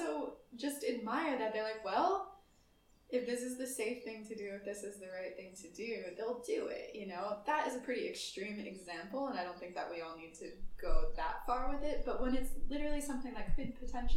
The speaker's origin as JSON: {"language": "English", "country": "United States", "moved": "yes", "said": "as an American"}